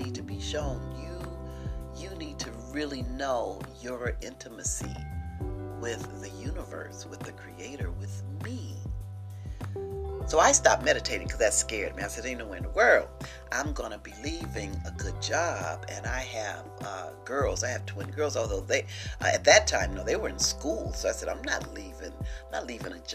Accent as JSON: {"language": "English", "region": "Missouri", "country": "United States", "said": "I'm from the state of Missouri. I'm from the Show Me State."}